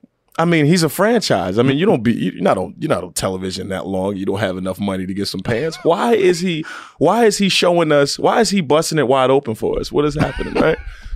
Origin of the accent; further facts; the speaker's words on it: Chesapeake, Virginia, United States; I'm from Chesapeake.